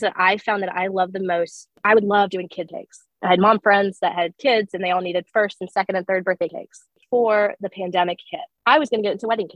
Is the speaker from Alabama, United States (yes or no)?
yes; Alabama, United States; moved away; I was one of four students in my class from Alabama.